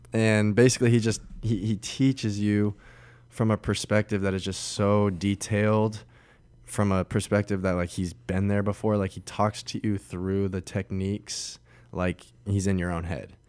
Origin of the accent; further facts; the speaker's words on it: Colorado Springs, Colorado, United States; my hometown, Colorado Springs